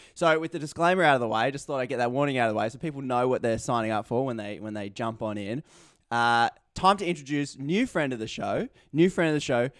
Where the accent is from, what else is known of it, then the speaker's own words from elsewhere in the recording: Australia; as an Australian